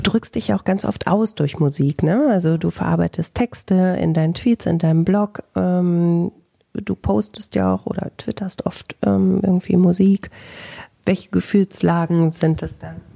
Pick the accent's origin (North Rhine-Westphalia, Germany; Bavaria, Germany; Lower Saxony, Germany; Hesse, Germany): North Rhine-Westphalia, Germany; Bielefeld; bei mir in meiner Heimat in Bielefeld